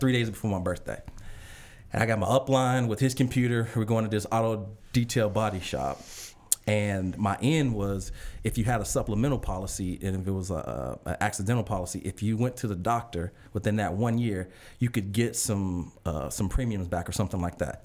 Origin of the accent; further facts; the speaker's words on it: Chicago, Illinois, United States; an ambitious kid, um, from Chicago